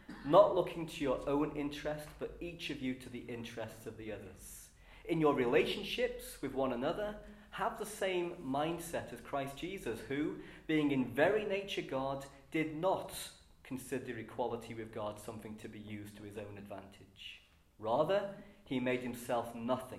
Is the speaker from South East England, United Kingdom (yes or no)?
no; Liverpool, North West England, United Kingdom; As a Scouser